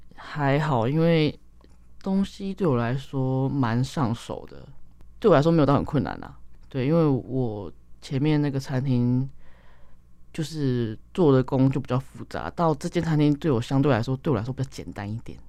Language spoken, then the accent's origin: Chinese; Taipei, Taiwan; 我就生在台北